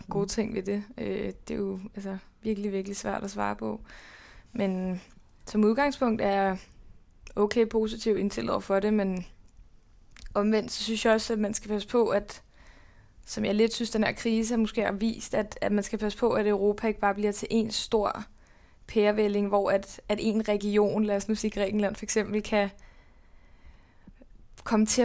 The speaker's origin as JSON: {"language": "Danish", "country": "Denmark", "tie": "born or raised there", "said": "jeg føler mig nok også stadig mere som dansker end polak. Selvom, selvom der jo er 50 procent øh, genmateriale fra hvert land, så, så føler jeg mig stadig mere dansk. Men det er nok noget at gøre med, at jeg er vokset op her"}